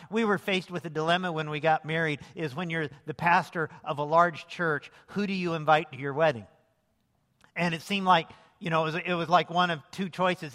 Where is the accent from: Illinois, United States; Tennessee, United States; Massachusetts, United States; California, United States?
Illinois, United States; Lincoln; moved away as an adult; also born or lived in Las Vegas; I grew up downstate in Lincoln, Illinois